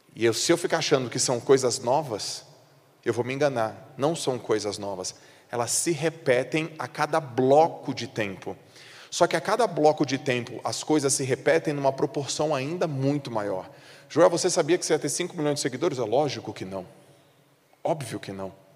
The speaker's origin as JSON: {"language": "Portuguese", "town": "Santos", "region": "São Paulo", "country": "Brazil", "moved": "yes", "said": "eu sou de Santos. Eu não moro mais em Santos, mas eu sou de Santos"}